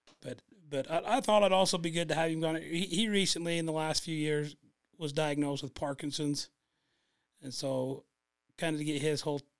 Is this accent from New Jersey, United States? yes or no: no; Gunnison, Utah, United States; born or raised there